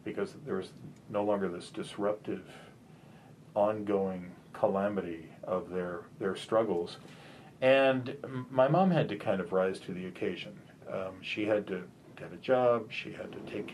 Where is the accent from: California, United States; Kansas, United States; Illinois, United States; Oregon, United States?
California, United States; Riverside; also born or lived in St. Louis, Missouri; Growing up in Riverside, California was like growing up in nowhere.